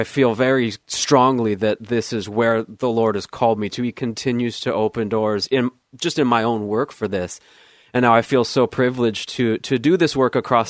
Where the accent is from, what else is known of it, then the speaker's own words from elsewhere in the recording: United States; moved away as an adult; also born or lived in Southern California / Arizona / Flagstaff, Arizona; now in Oregon, United States; I grew up in Southern California and also Arizona. My wife and I moved here in 2008.